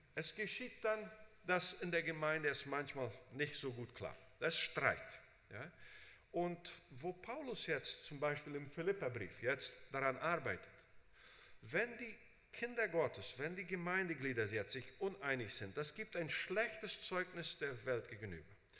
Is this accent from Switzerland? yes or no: no; Brazil; moved away as an adult; also born or lived in United States; ich bin in Brasilien aufgewachsen